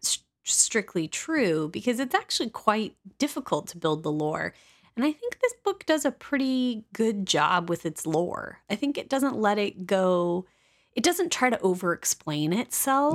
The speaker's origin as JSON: {"language": "English", "region": "Midwest", "country": "United States", "said": "as a Midwesterner"}